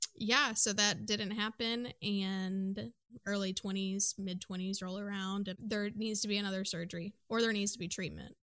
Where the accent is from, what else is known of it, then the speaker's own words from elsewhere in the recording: Midwest, United States; I am from the Midwest